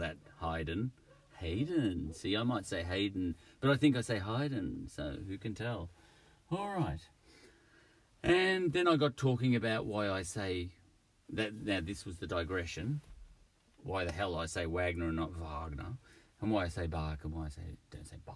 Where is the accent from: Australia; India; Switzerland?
Australia; I'm Australian